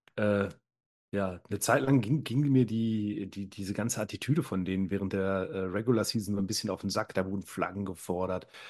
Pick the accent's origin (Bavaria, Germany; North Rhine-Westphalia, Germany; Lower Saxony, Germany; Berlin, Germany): North Rhine-Westphalia, Germany; inner Ruhr area; gebürtig komme ich weiter aus dem Pottinneren.